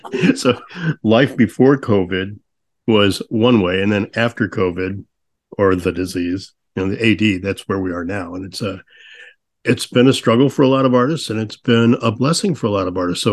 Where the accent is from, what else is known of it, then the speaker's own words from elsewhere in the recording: St. Louis, Missouri, United States; So, I'm from St. Louis